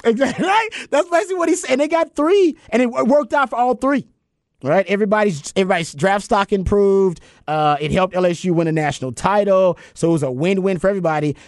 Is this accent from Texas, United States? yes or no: yes; Houston, Texas, United States; now in Austin, United States; I'm from Houston